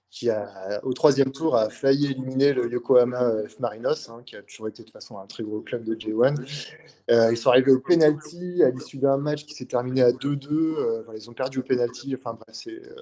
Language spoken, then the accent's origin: French; Valence, Auvergne-Rhône-Alpes, France; moi je viens de Valence, hein, dans la Drôme.